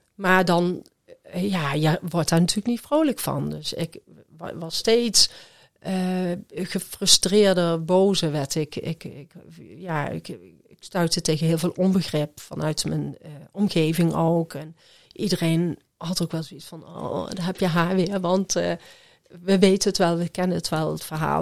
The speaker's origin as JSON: {"language": "Dutch", "town": "Groesbeek", "region": "Gelderland", "country": "Netherlands", "said": "ik kom uit Groesbeek"}